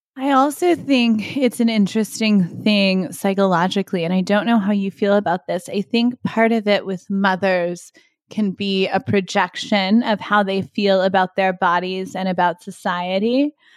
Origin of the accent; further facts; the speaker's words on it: Texas, United States; moved away; when I was a kid growing up in Texas